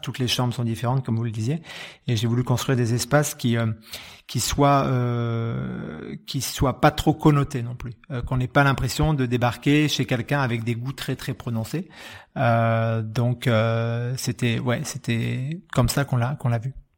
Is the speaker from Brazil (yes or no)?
no; Bordeaux, Nouvelle-Aquitaine, France; moved away as an adult; je suis bordelais de naissance, euh, j'ai passé, ouais, j'ai passé plus de 20 ans, les 20 premières années de ma vie